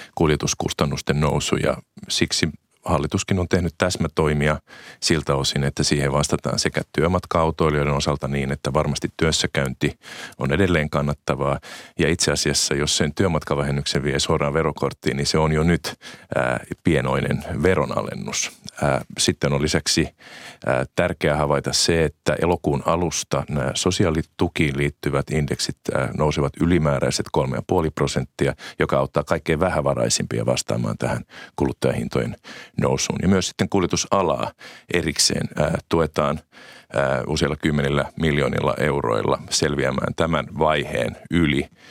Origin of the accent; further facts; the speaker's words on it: Äänekoski, Central Finland, Finland; olen itse nelostieltä, kotoisin nelostie on, on, on kotikatuni Äänekoskella